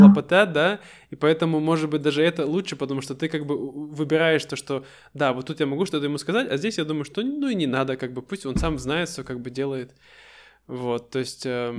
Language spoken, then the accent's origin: Russian; Siberia, Russia; мы настоящие сибиряки, мы очень быстро говорим